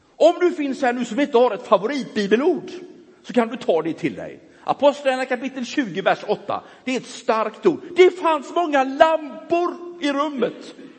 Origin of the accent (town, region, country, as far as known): Gothenburg, Västra Götaland, Sweden; born or raised there